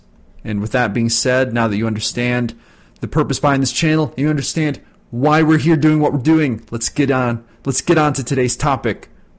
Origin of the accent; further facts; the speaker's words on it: New York City, New York, United States; They don't know I grew up in the Bronx, had to feed myself as a child while my father was away working